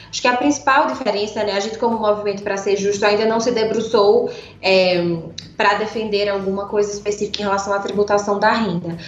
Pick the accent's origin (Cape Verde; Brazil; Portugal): Brazil; Pernambuco; accent: pernambucano; moved away as an adult; now in São Paulo, Brazil; Esse sotaque, né? É de claramente um sotaque pernambucano. Eu moro em São Paulo há seis anos, né? Mas vivi minha vida quase toda em Pernambuco